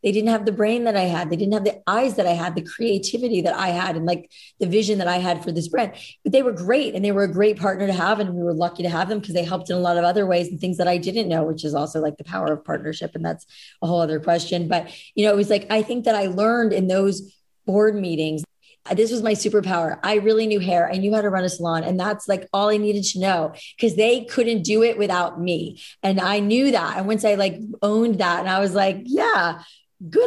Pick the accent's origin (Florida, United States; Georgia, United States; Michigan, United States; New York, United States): Florida, United States; Boca Raton; I grew up in Boca, the opposite of the Midwest